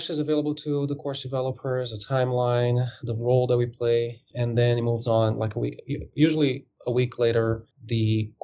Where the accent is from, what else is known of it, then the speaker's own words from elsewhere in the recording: Brazil; moved away as an adult; also born or lived in Dubai, United Arab Emirates; now in United States; I am originally from Brazil. I worked at an airline in Brazil before in ticketing and ground operations while I was a student in college